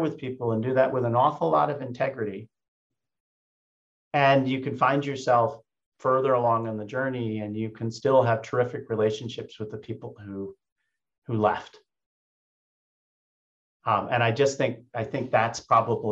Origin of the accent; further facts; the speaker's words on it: United States; also born or lived in Germany; in my imperfect German, I speak it fluently, but I'm still an American